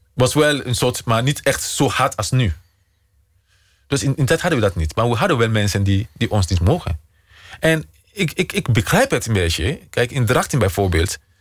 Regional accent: Sierra Leone; Dutch is a second language; moved away as an adult; now in Utrecht, Netherlands; Mijn vaderland is Nederland. En Sierra Leone blijft mijn moederland

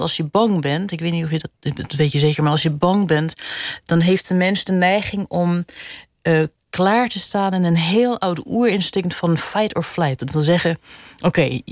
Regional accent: Netherlands; also born or lived in Switzerland; now in Geneva, Switzerland; ik kom dus uit Nederland, waar een groot begrip is voor klassieke muziek

